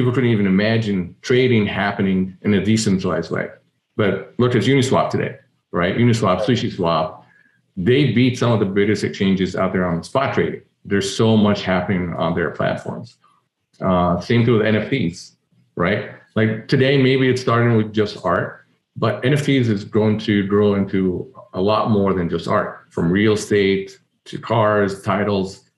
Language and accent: English; Egypt; moved away; So I'm an immigrant. I was born and raised in Egypt, and immigrating from there